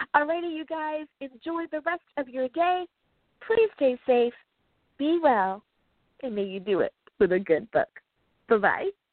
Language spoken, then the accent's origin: English; United States; my home country, the great United States of America